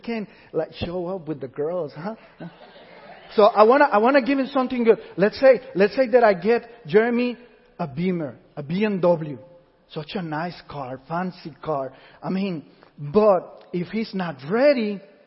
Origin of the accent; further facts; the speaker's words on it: Puerto Rico; moved away; we went to this Puerto Rican church because we come from Puerto Rico